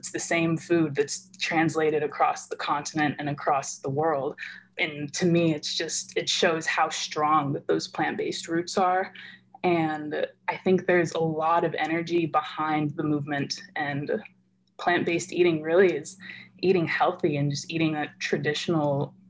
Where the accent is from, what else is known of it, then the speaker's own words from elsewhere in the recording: United States; I grew up in the States